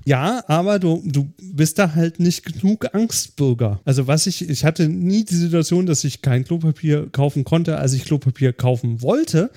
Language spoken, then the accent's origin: German; Germany; Als Deutscher